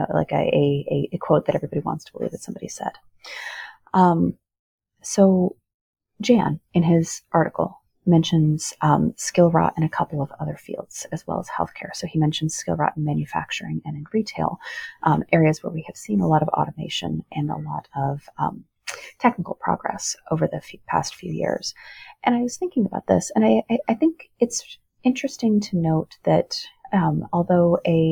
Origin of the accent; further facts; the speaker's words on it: Rust Belt, United States; I come from the Rust Belt